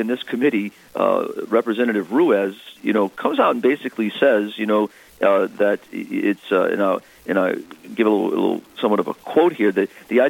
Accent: Diocese of Houma-Thibodaux, South Louisiana, United States; I'm from the Diocese of Houma-Thibodaux down in South Louisiana

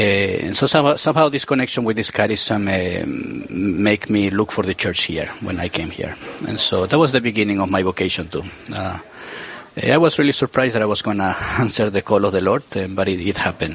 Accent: Peru; moved away as an adult; also born or lived in New Jersey / New York; now in Austin, Minnesota, United States; I'm originally from Peru. I'm the pastor of Queen of Angels Catholic Church in Austin, Minnesota.

